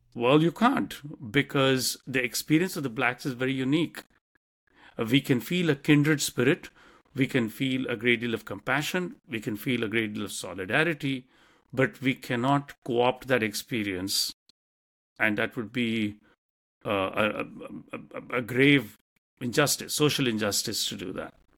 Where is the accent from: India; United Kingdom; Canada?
India; moved away as an adult; now in United States; I came from India and what we learnt about the U S in terms of history, uh, when we were growing up